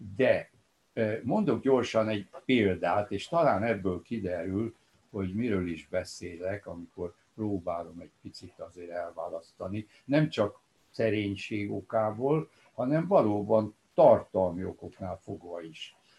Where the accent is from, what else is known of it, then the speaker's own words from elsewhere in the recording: Cluj-Napoca, Cluj County, Romania; now in Budapest, Hungary; amikor születtem 1937-ben, akkor Korosvár, a szülővárosom az Romániához tartozott